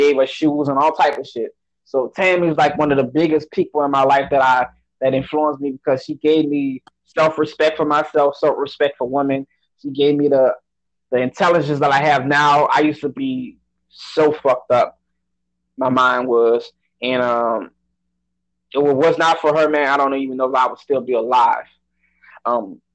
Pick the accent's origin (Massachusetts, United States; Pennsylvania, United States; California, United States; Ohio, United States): Massachusetts, United States; Boston; moved away; I'm originally from Boston